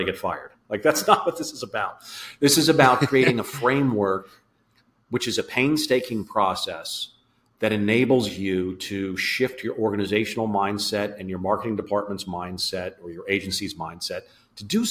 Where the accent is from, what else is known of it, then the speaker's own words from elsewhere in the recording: Philadelphia, Pennsylvania, United States; So I'm in Philadelphia. I grew up around Philadelphia